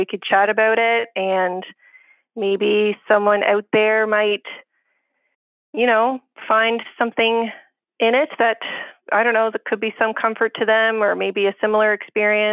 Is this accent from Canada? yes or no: yes; Canada; my fellow Canadians